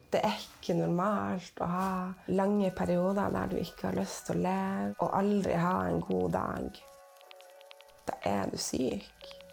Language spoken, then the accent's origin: Norwegian; Tysfjord, Nordland, Norway; jeg er fra Tysfjord